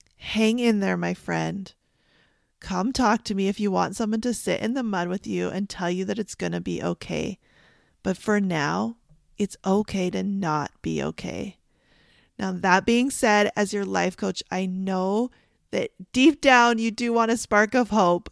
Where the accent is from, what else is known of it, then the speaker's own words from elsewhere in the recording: Canada; I'm Canadian